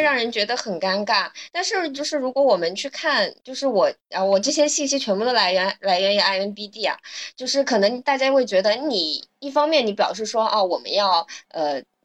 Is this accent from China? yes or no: yes; China; 对于我们中国人来说